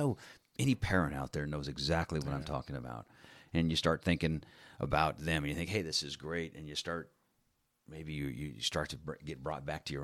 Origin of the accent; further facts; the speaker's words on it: Phoenix, Arizona, United States; also born or lived in Fountain Hills; I grew up pretty much in the Episcopal Church, and here in Phoenix